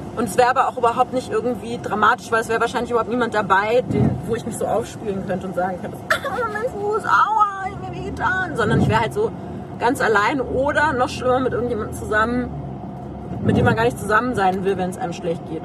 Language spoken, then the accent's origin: German; Berlin, Germany; dass ich hier in Berlin als Berlinerin sitze